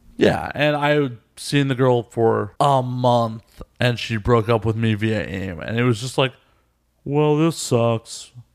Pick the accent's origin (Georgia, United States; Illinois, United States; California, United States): Illinois, United States; Chicago; From Chicago.